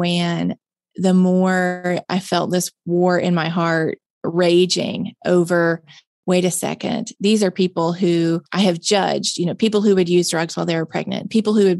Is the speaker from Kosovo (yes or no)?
no; Mississippi, United States; born and raised in Mississippi